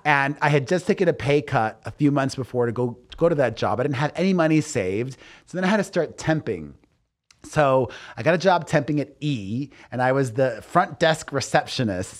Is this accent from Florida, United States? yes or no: yes; Miami, Florida, United States; growing up in Miami